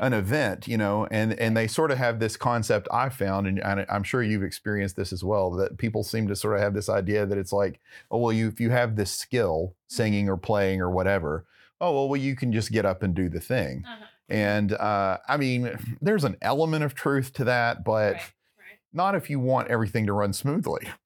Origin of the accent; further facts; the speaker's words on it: Texarkana, United States; now in Plano, United States; where I grew up in Texarkana